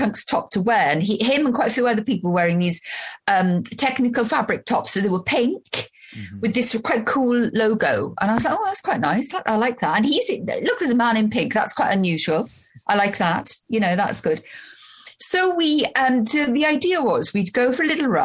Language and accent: English; Wales, United Kingdom; I'm Welsh and we live in Wales